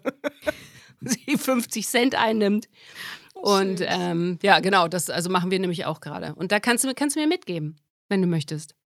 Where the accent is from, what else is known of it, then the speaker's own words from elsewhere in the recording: Germany; moved away; ich bin Redakteurin, Schrägstrich, Moderatorin jetzt bei Radio Bremen. Da fange ich jetzt an. Meine alte Heimat hat mich wieder